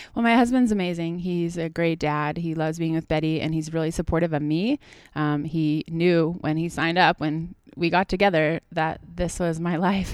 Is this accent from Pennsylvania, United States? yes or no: no; Washington, United States; moved away as an adult; also born or lived in Tahoe; now in Leavenworth, United States; I grew up in Washington